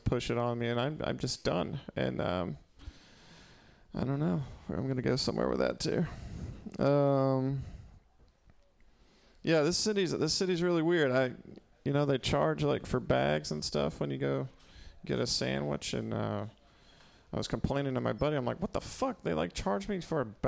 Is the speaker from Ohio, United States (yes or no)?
no; Mississippi, United States; moved away as an adult; also born or lived in New York; now in San Francisco, United States; I'm from Mississippi, originally